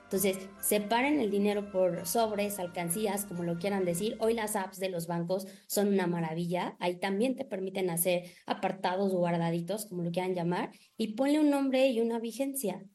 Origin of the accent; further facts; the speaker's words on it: Mexico; los mexicanos primero gastamos y al último si nos sobra ahorramos